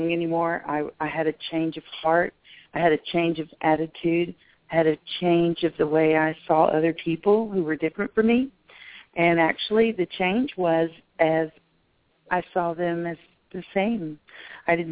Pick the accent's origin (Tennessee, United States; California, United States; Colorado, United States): Tennessee, United States; Memphis; moved away; until I had moved away from Memphis and lived in another country